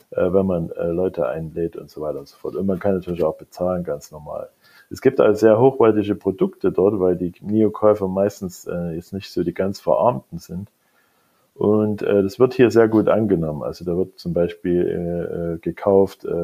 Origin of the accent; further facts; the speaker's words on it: East Germany, Germany; Ich bin ja schon nicht mehr der Jüngste. Ich bin in der DDR aufgewachsen.